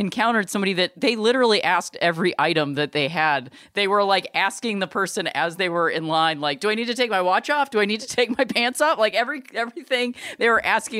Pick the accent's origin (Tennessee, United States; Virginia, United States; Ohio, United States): Ohio, United States; Akron; now in Los Angeles, United States; I'm from Akron, Ohio